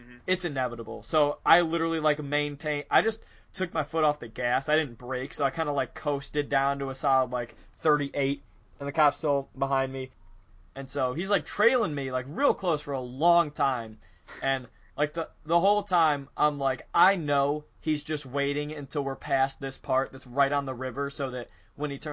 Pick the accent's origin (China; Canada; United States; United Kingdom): United States; North Olmsted, Ohio; North Olmsted